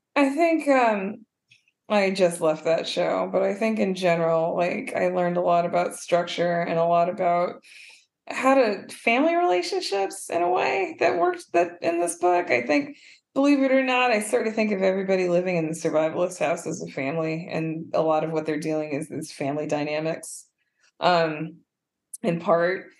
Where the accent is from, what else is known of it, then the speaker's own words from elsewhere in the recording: Madison, Wisconsin, United States; growing up in Madison, Wisconsin, which is not very black or non-white at all